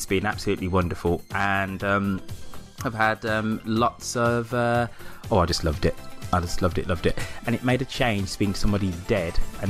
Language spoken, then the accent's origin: English; United Kingdom; We are British, after all.